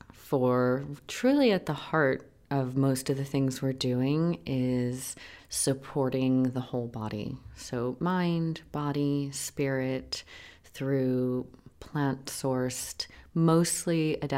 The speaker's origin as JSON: {"language": "English", "town": "New York City", "region": "New York", "country": "United States", "moved": "yes", "lives_now": "Los Angeles, United States", "said": "I'm from Manhattan."}